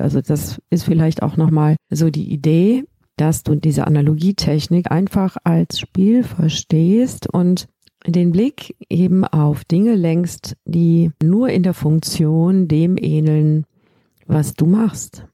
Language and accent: German; Rhineland, Germany; bei uns im Rheinland